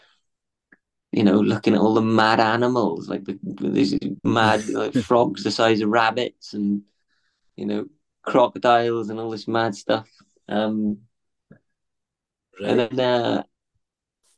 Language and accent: English; Swansea, Wales, United Kingdom; growing up in Swansea